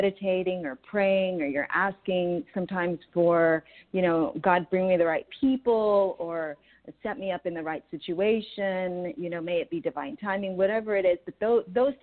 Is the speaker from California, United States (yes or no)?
yes; San Diego, California, United States; now in Orange County, United States; I grew up in San Diego, so I know it really, really well